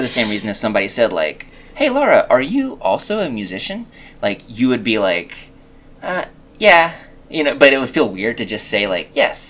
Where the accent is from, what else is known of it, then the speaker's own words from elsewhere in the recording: Canada; I'm Canadian, and she's English, and those are like two combinations of nice people